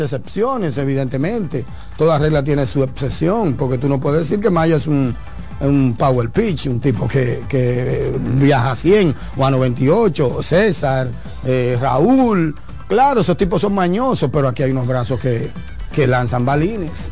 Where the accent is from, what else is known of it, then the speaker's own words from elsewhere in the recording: Dominican Republic; Somos dominicanos